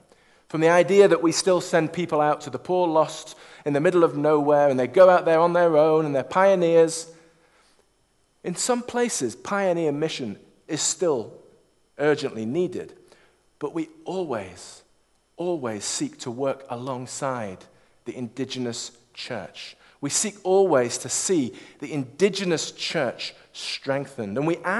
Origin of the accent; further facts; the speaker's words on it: England, United Kingdom; born there; also born or lived in Scotland / China; I was born in England, grew up spiritually in Scotland, sent out to China in 2002, served there for 10 years and came back in 2012 for family health reasons